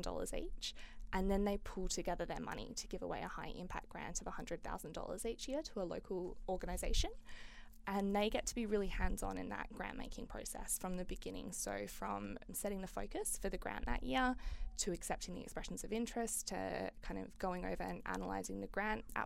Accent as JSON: {"language": "English", "town": "Fremantle", "region": "Western Australia", "country": "Australia", "tie": "born or raised there", "said": "I grew up in Fremantle."}